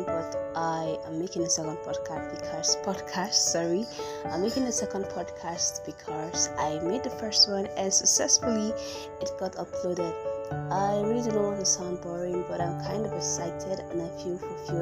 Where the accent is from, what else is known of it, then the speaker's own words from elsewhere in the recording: Imo, Nigeria; I'm a Nigerian, an Igbo girl from Imo State precisely